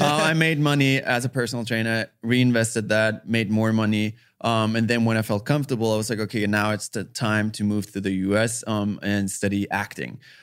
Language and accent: English; Austria; English is a second language; moved away as an adult; now in United States; I'm from Austria